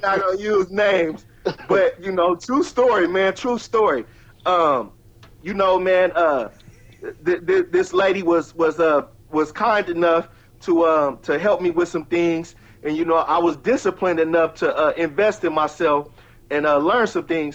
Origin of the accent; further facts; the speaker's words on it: Richmond, California, United States; born in Richmond, raised in Richmond